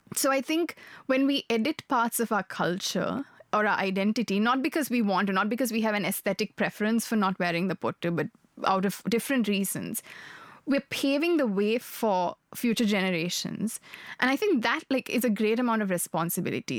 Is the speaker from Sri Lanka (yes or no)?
yes; Sri Lanka; moved away; I grew up in Sri Lanka. I'm Sri Lankan by birth.